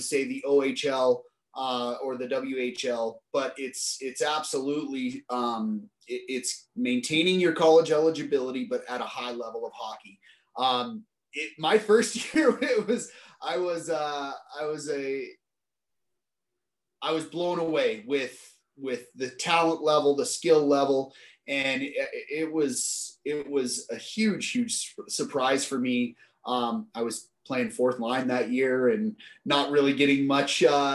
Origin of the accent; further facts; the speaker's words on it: Steamboat Springs, Colorado, United States; also born or lived in United Kingdom; Denver is 3 hours or so from my hometown in Steamboat